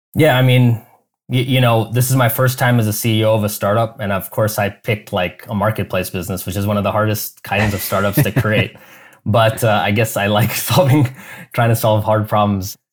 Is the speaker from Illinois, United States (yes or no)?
yes; Chicago, Illinois, United States; moved away as an adult; also born or lived in Silicon Valley; now in Cleveland, United States; I grew up in Chicago suburbs